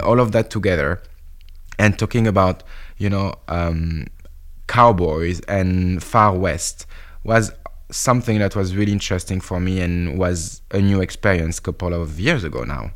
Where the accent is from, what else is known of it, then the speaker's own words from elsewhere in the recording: France; I'm French.